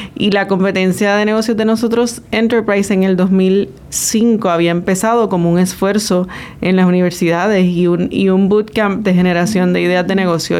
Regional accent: San Juan, Puerto Rico; moved away; yo nací en Santulce

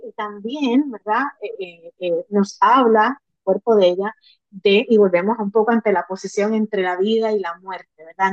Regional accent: Puerto Rico; como puertorriqueña, como puertorriqueño

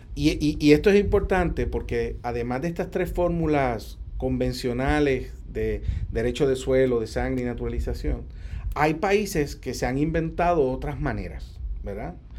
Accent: Puerto Rico; nosotros los puertorriqueños, para hablar de una manera correcta, nuestra nacionalidad obviamente es puertorriqueña

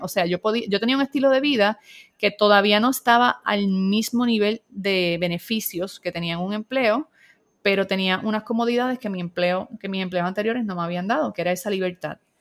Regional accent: Puerto Rico; soy puertorriqueña, vivo en San Juan, Puerto Rico

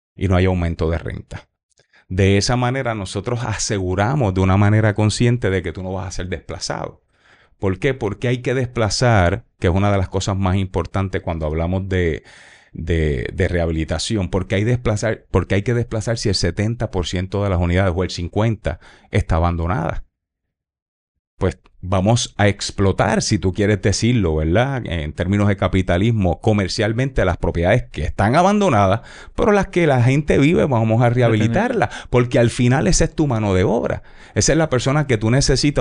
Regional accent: Puerto Rico; yo soy puertorriqueño

